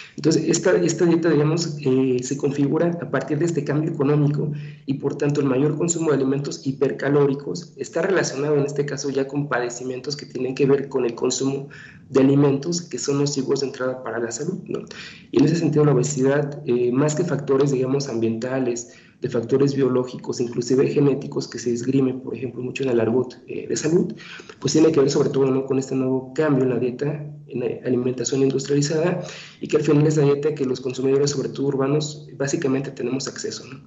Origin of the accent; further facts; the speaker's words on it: Mexico; como mexicanos, no somos gente delgada